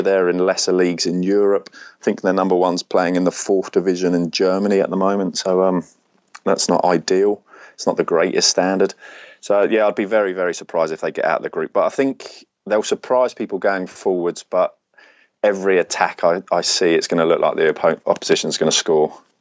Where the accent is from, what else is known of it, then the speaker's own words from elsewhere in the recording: England, United Kingdom; moved away as an adult; now in Sydney, Australia; I'm English, uh, but I moved to Sydney four years ago.